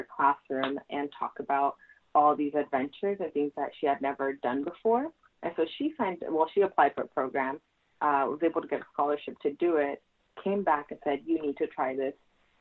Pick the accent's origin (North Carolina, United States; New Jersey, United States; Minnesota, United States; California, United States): California, United States; Santa Maria; I'm from Santa Maria, California